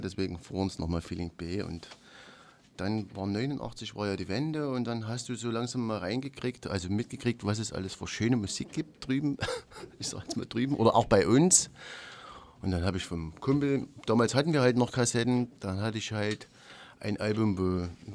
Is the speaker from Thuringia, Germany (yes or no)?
no; Wohnbezirk 8, Saxony, Germany; wir stammen ja alle aus dem Wohnbezirk 8